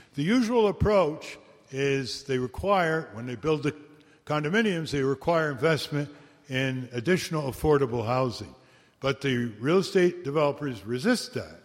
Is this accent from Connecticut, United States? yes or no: yes; Connecticut, United States; We started the first law museum in the world last September in my hometown in Connecticut